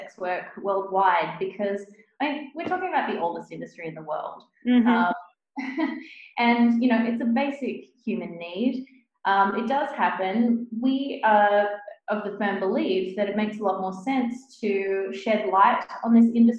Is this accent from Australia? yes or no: yes; New South Wales, Australia; I'm from Australia. If we take that, for example, the state that I grew up in, New South Wales